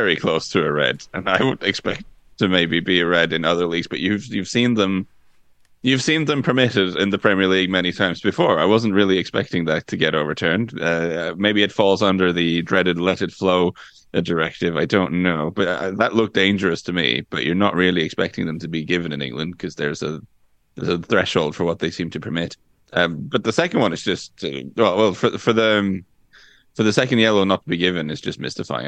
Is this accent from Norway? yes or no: yes; Norway; for me being Norwegian, growing up in Norway in the 90s